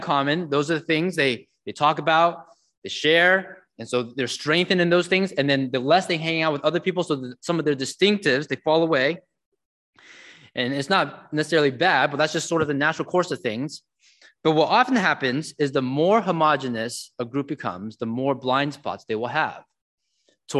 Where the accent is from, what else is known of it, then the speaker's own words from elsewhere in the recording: San Jose, California, United States; I grew up in San Jose, California